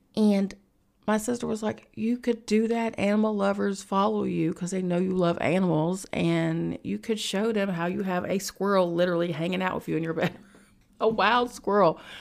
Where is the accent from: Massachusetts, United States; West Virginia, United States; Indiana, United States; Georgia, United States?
West Virginia, United States; moved away as an adult; now in New York City, United States; I'm from West Virginia, so I'm in West Virginia